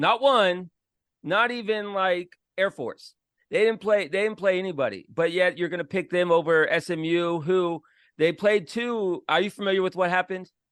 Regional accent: Florida, United States; I'm from Florida

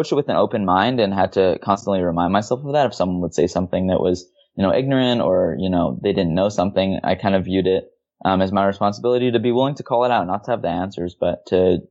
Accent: Hawaii, United States; I'm originally from Hawaii

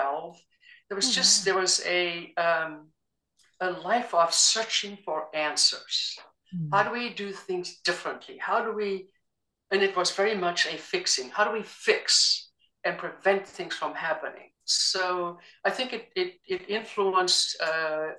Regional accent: South Africa; now in United States; I grew up in South Africa during the apartheid era

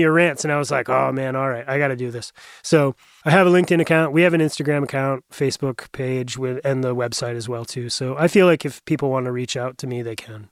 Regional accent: Bethel, Maine, United States; also born or lived in Portland, Maine; I grew up about a little over an hour up in Western Maine, just outside of Bethel

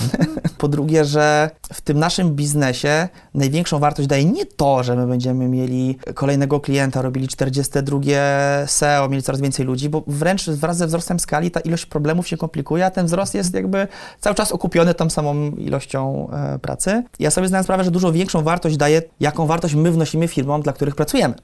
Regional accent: Poland; jesteśmy z Polski

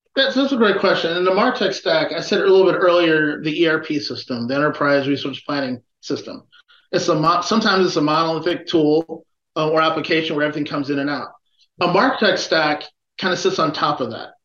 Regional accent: Chicago, Illinois, United States; I'm a Chicagoan

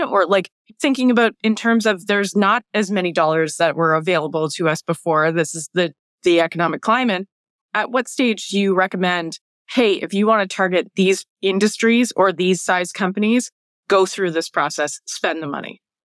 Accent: Canada; being Canadian

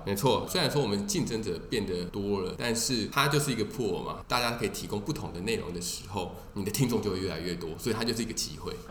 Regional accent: Taiwan; 我们台湾人

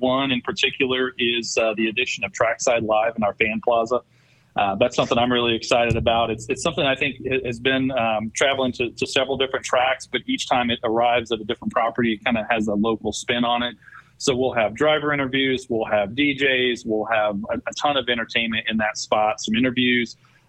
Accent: Central Missouri, United States; moved away as an adult; also born or lived in Kansas; now in Michigan, United States; I grew up in Central Missouri. I went to school and studied marketing.

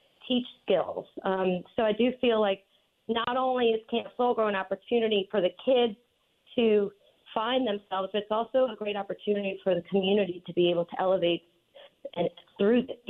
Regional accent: New Orleans, Louisiana, United States; moved away as an adult; also born or lived in New York City / Montauk; my hometown in New Orleans

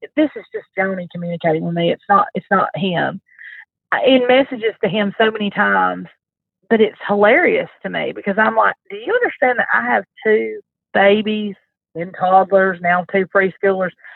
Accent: the South, United States; I'm from the South.

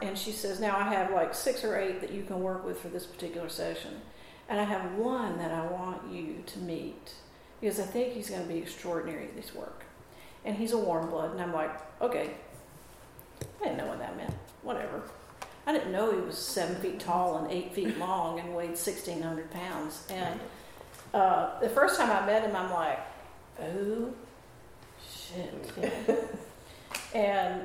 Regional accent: North Carolina, United States; moved away; also born or lived in Oregon; because we were living in Oregon. Now, I'm from North Carolina

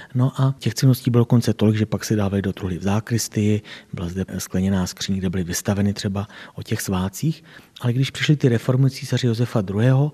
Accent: Doudleby, South Bohemian Region, Czechia; tady u nás v Doudlebech

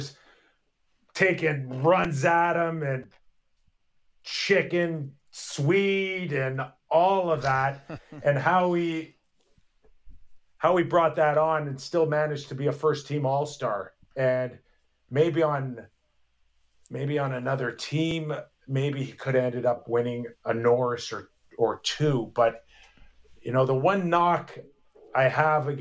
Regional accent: Toronto, Ontario, Canada; I was born and raised in Toronto

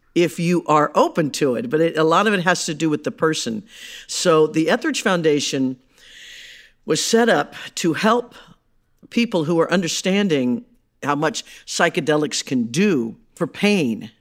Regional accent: Midwest, United States; I grew up in the Midwest

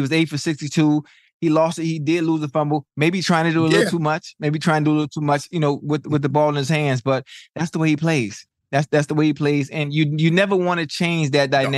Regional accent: Miami, Florida, United States; I'm from Miami.

